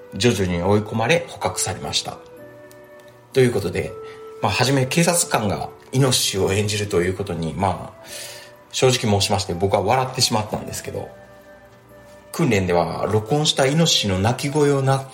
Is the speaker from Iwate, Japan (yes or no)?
no; Imabari, Ehime, Japan; 私は今治市出身なんですけど